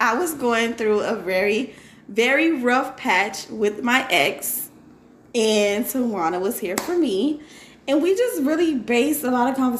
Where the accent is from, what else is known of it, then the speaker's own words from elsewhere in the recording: Miami, Florida, United States; Like I said, I'm from Miami, Florida.